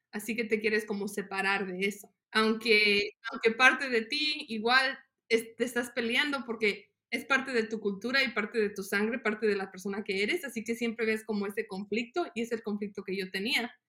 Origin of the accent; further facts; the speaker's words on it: Las Jícamas, Guanajuato, Mexico; now in United States; yo nací en México, en un ranchito que se llama Las Jicamas, en el estado de Guanajuato. Inmigré con mi familia en el 94